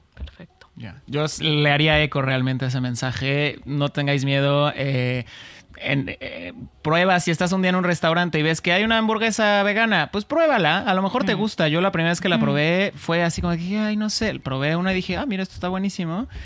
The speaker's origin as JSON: {"language": "Spanish", "country": "Mexico", "moved": "yes", "said": "Yo que soy de México"}